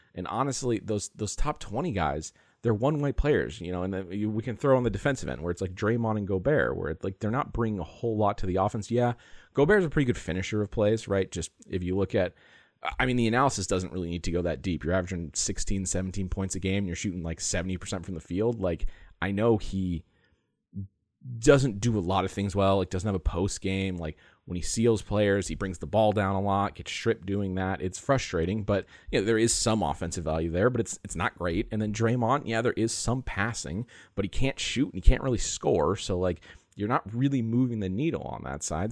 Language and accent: English; San Diego, California, United States; I grew up in San Diego